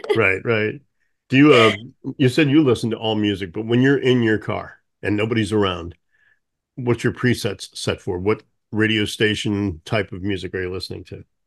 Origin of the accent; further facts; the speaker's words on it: St. Louis, Missouri, United States; growing up in Saint Louis